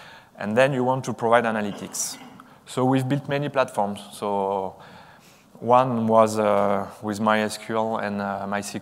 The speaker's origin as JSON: {"language": "English", "country": "France", "said": "I'm from France"}